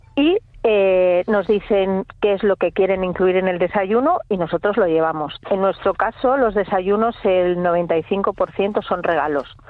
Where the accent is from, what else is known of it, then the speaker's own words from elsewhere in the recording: Santander, Cantabria, Spain; moved away as an adult; now in Villanueva de la Peña, Spain; yo realmente soy de Santander